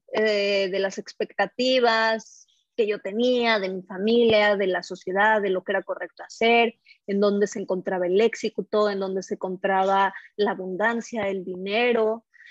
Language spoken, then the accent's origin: Spanish; Mexico City, Mexico; moved away as an adult; also born or lived in Paris, France; soy eh, de México, este, la Ciudad de México, también soy francesa, viví varios años en París, Francia